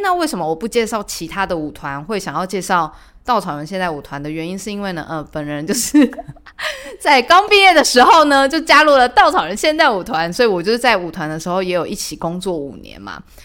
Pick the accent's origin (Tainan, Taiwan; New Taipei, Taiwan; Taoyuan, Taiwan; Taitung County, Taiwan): Tainan, Taiwan; 我是台南人